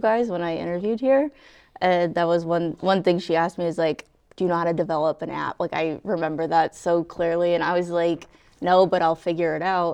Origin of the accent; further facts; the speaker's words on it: right outside of Hartford, Connecticut, United States; moved away as an adult; also born or lived in North Andover, Massachusetts; I grew up, uh, right outside of Hartford